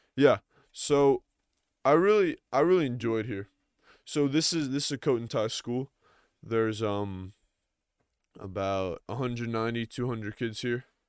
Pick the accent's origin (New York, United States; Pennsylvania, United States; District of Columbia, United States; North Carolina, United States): New York, United States; Long Island; I'm from New York, so I'm from a suburb of New York, uh, Long Island